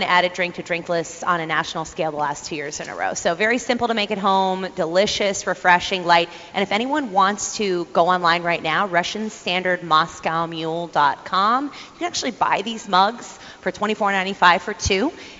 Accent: Ohio, United States; I'm from Ohio

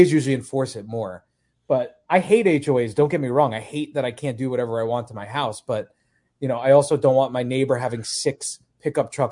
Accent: Long Island, New York, United States; born or raised there; moved away

